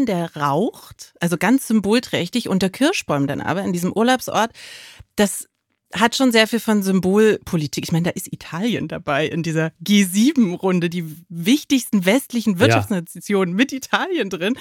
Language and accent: German; East Germany, Germany; ich bin als Ossi